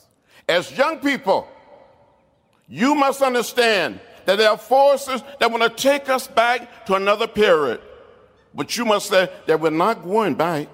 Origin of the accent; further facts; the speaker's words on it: Troy, Alabama, United States; When I was growing up outside of Troy, Alabama